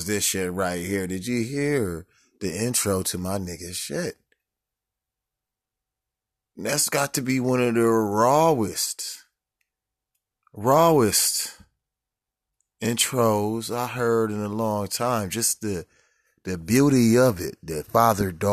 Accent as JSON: {"language": "English", "country": "United States", "said": "We come from a gang culture. We come from America."}